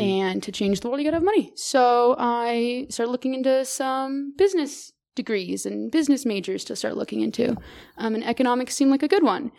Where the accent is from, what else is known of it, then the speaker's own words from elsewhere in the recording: Merced, California, United States; now in Boulder, United States; I'm originally from Merced, California, small little little town in California